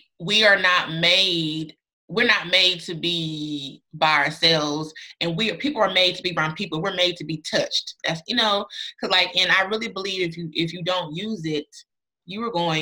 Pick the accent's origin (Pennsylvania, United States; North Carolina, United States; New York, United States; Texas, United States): North Carolina, United States; I'm from North Carolina